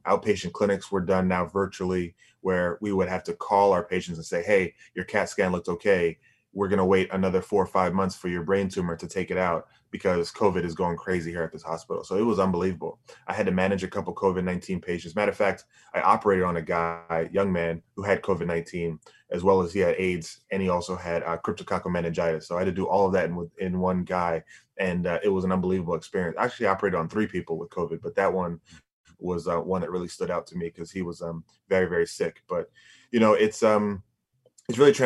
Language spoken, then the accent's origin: English; Bahamas; now in Boston, United States; I'm from the Bahamas